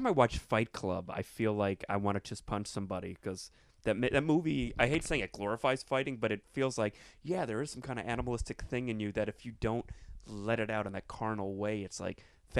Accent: Plantation, Florida, United States; I have that thing with South Florida. I went to Plantation High School

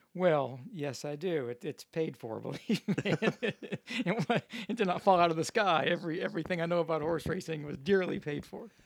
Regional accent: Louisville, Kentucky, United States; I grew up in Louisville, Kentucky, and thoroughbred racing is our major league sport.

